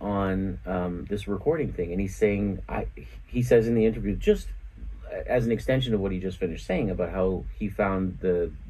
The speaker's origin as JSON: {"language": "English", "town": "Toronto", "region": "Ontario", "country": "Canada", "said": "being from where I'm from. Canada. Toronto. Toronto, right?"}